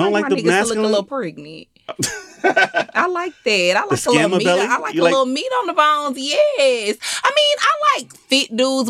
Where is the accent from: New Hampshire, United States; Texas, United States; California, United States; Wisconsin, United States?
Texas, United States; Houston; moved away as an adult; now in Atlanta, United States; I am from Houston, Texas. I've been living in Atlanta for going on 5 years this year.